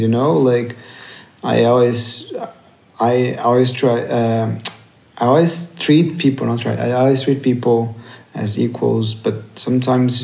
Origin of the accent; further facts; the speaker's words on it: Brazil; I come from Brazil